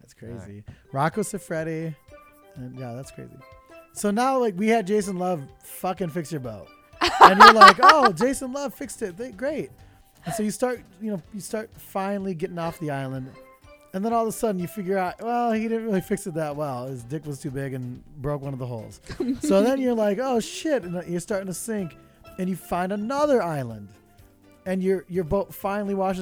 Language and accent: English; Detroit, Michigan, United States; Zoe is from my hometown